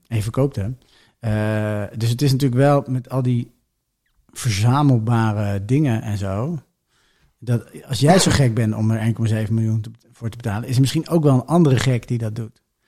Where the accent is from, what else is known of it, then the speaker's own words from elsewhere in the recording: Benschop, Utrecht, Netherlands; ik kom uit Benschop